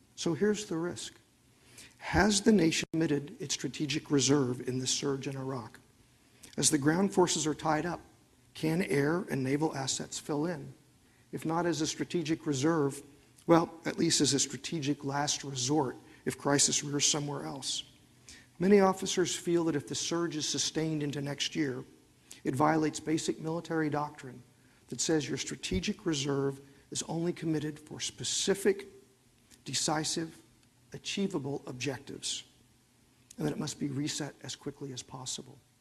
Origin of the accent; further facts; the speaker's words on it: Oklahoma, United States; I'm from Oklahoma